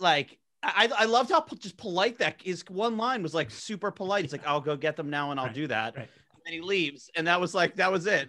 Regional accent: New Jersey, United States; I'm from South Jersey

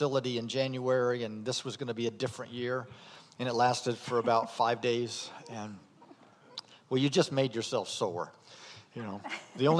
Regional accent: Indiana, United States; moved away as an adult; I'm from Indiana

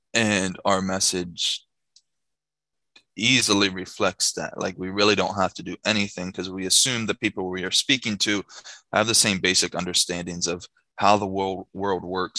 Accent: Shippensburg, Pennsylvania, United States; moved away as an adult; now in Mexico; I was born and raised in Shippensburg, Pennsylvania

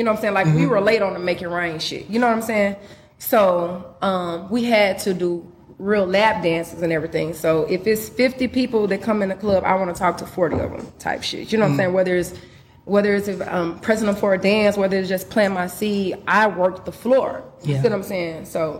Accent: Memphis, Tennessee, United States; I'm from Memphis.

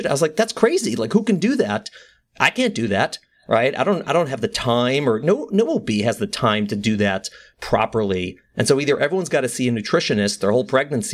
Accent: Midwest, United States; moved away as an adult; now in New York, United States; I grew up in the Midwest and I came out east for college.

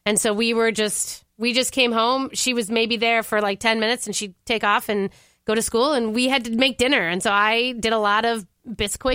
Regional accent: Orono, Minnesota, United States; also born or lived in Wisconsin; I grew up in Orono, so I'm like a little, you know, preppy brat

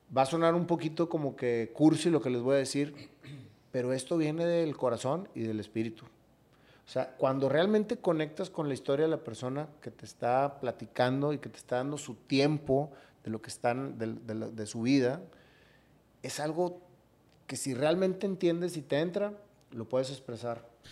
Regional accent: Monterrey, Nuevo León, Mexico; Yo como regio

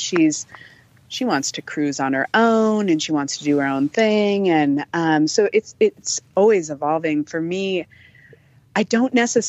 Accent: Montana, United States; also born or lived in California; I grew up in Montana, actually. I was not born in Montana

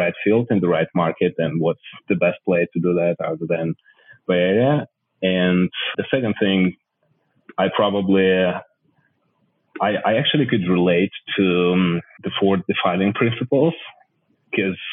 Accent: Odesa, Odesa Oblast, Ukraine; moved away as an adult; I'm originally from Odessa. It's Miami of Ukraine. It's a city on the south of the country on the coast of Black Sea. It's an incredible place to grow up, really

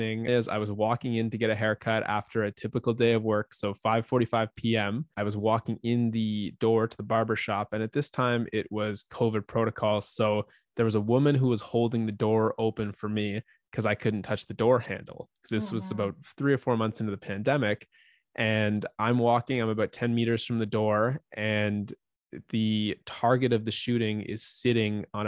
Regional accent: Ottawa, Ontario, Canada; I grew up in Ottawa, Canada. I've been here my whole life.

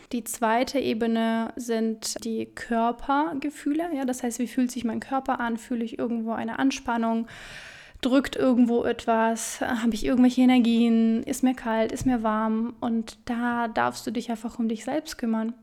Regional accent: Siberia, Russia; moved away; Ich bin in Sibirien geboren, in mhm. Russland

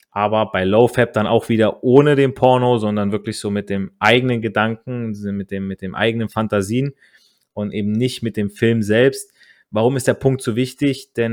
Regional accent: Italy; ich als Italiener spreche viel mit meinen Händen

